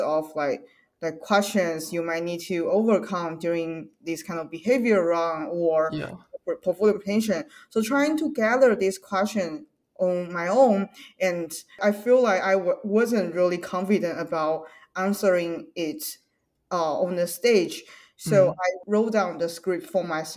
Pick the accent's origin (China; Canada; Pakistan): China; English is a second language; now in United States; I'm from China, so English is not my native language